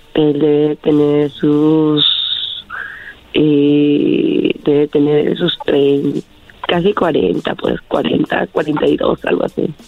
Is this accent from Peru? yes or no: yes; Peru; yo soy de Perú